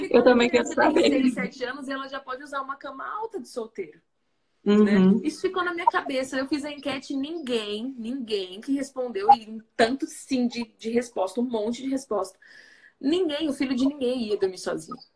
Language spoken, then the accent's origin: Portuguese; Mato Grosso do Sul, Brazil; now in São José, Brazil; que vim do Mato Grosso do Sul e estou acostumada com 35 graus naturalmente, né, no ano inteiro